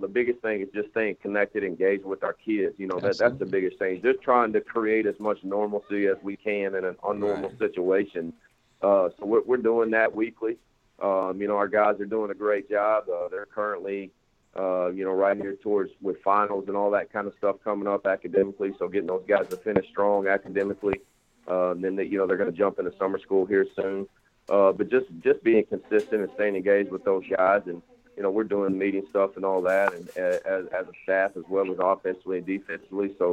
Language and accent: English; San Angelo, Texas, United States; moved away as an adult; now in Syracuse, United States; I went to Angelo State University there in my hometown of Angelo, Texas.